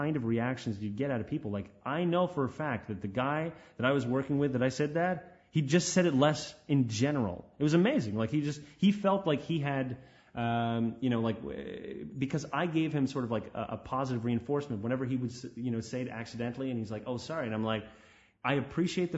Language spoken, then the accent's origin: English; Canada; My hometown, no one talks about religion